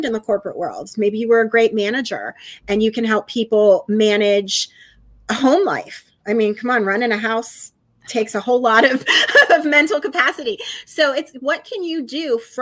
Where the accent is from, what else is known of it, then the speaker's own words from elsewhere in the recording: Pennsylvania, United States; moved away as an adult; now in Chattanooga, United States; I'm originally a Pennsylvania girl, so I'm from Pennsylvania, but being in TV, I've bounced around a lot and am currently in Chattanooga, Tennessee.